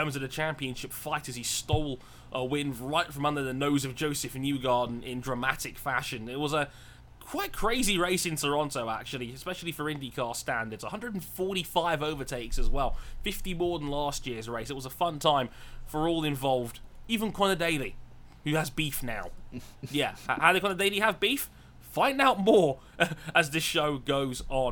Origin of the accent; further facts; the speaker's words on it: England, United Kingdom; us English